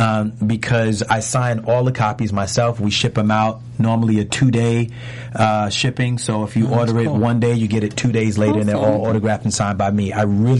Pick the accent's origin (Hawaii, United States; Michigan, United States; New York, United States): New York, United States; New York City; I grew up in New York City in the Bronx